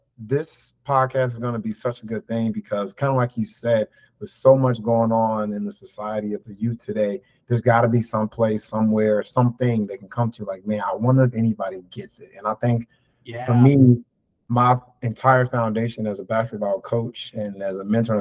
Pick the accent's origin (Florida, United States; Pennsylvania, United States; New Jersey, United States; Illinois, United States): Illinois, United States; La Grange; moved away as an adult; now in Round Rock, United States; I'm originally from a small town called LaGrange, Illinois